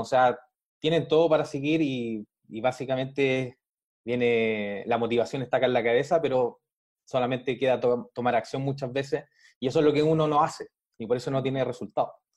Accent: Chile; yo soy de Chile, de acá, de Sudamérica

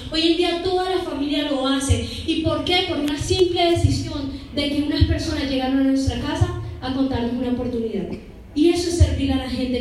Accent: Colombia; somos colombianos, pero no salimos de Bogotá

